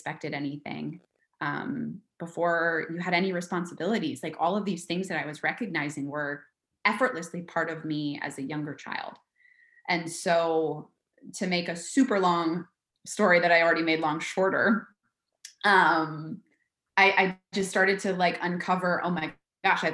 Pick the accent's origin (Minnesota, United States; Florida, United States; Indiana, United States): Minnesota, United States; moved away; I'm from Minnesota originally, and I grew up and went to college nearby.